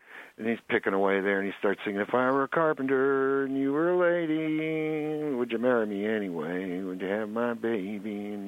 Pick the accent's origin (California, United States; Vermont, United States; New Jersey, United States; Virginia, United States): California, United States; San Luis Obispo; She came from Port Arthur, Texas for the Beats, and I came from San Luis Obispo for the Beats, and we met each other right away.